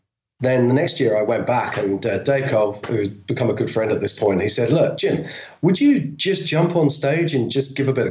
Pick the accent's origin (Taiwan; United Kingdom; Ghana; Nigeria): United Kingdom; I'm a Brit